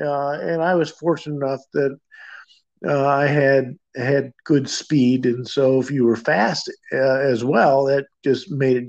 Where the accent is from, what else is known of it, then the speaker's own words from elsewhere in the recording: Midwest, United States; Well, I grew up in the Midwest, so we moved around a bit.